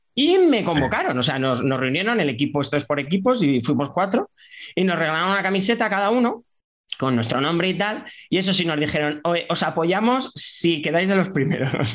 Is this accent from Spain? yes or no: yes; Leganés, Community of Madrid, Spain; yo nací en Madrid, pero claro, eh, porque no había hospital, maternidad en esa época en Leganés, en el 79 no había, entonces nací en la maternidad de O'Donnell, pero yo me crié en San Nicasio, en Leganés